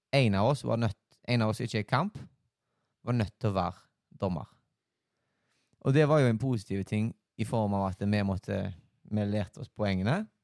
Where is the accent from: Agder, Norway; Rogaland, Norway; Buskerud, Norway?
Rogaland, Norway; Haugesund; Jeg er jo her fra Haugesund